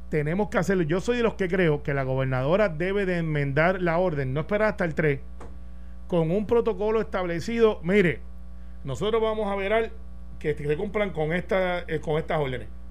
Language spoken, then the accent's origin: Spanish; Puerto Rico; los puertorriqueños somos así